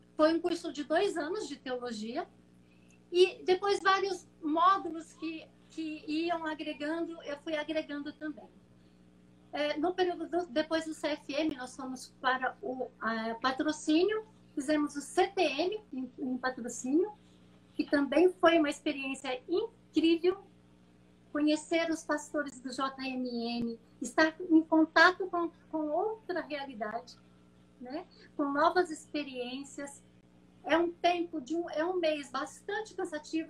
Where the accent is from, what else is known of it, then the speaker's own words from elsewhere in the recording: Brazil; also born or lived in Mozambique; eu nasci numa fazenda no interior de São Paulo, entre São Paulo e Minas Gerais, sul de Minas